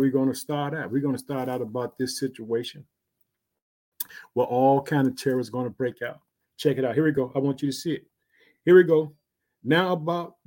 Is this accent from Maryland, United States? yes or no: no; Chicago, Illinois, United States; the state of Illinois, which is my home state